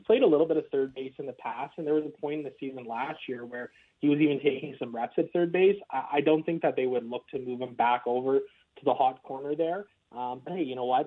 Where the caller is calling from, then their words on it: Edmonton, Alberta, Canada; I'm calling from the home office located in beautiful, sunny downtown Edmonton today